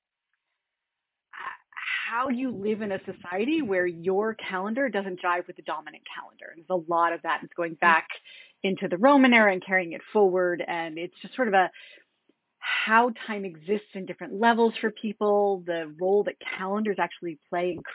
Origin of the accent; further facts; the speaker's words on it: just south of Boston, Massachusetts, United States; moved away as an adult; now in Washington, D.C., United States; I'm from Massachusetts originally. I grew up in Massachusetts, just south of Boston, but I've been actually in Washington, D.C. for the majority of my, I was about to say my adult life, but officially now the majority of my life